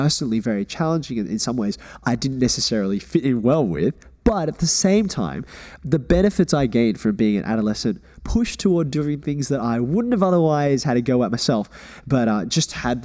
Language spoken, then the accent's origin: English; Australia; Growing up, personally, my immediate family, we always thought about ourselves as Australian